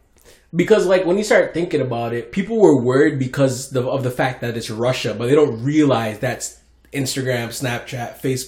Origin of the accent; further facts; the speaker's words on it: Canada; I'm Canadian.